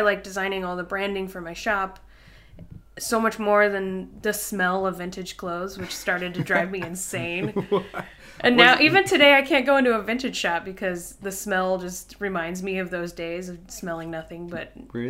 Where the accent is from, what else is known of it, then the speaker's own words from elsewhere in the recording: Kansas City, United States; moved away as an adult; also born or lived in Chicago / Minneapolis; So I am from Kansas City originally.